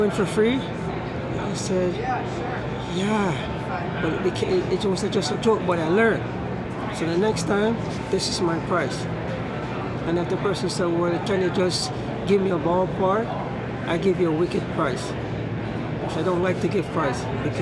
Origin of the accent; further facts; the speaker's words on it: Jamaica; moved away; from growing up in Jamaica